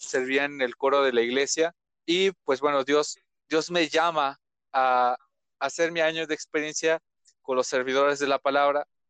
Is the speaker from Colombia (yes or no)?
no; Ecatepec, State of Mexico, Mexico; Soy originario de Catepec, estaba de México